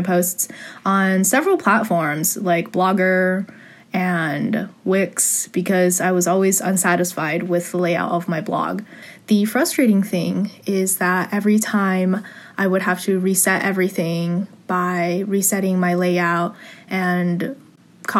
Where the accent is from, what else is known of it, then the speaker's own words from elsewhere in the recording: San Gabriel Valley, California, United States; I grew up in the San Gabriel Valley area, 626